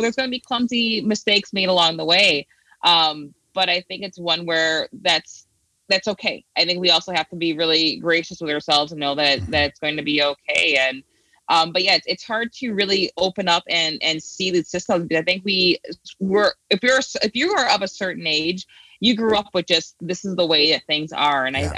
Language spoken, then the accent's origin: English; United States; well, I'm supposed to be American, but at the same time, it's not as simple as saying, you know, I'm from France or I'm from Germany.